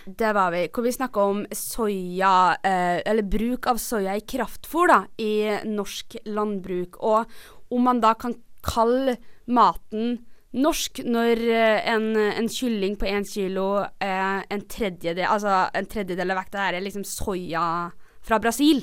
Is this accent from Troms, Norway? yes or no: no; Trondheim, Trøndelag, Norway; moved away; da jeg bodde hjemme i Trondheim